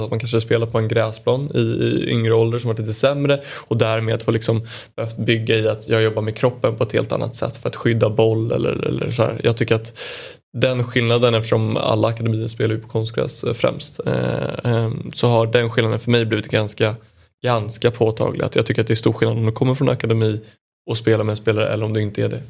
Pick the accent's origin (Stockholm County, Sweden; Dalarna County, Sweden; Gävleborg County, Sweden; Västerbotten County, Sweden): Stockholm County, Sweden; Åkersberga; also born or lived in Djursholm; jag är från Åkersberga